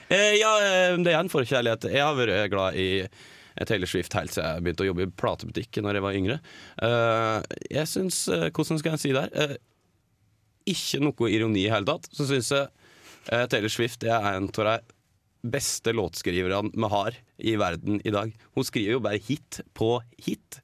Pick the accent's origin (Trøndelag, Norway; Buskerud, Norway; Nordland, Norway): Buskerud, Norway; Geilo; now in Oslo, Norway; jeg bodde hjemme på Geilo. Um, Og så flytta jeg til Oslo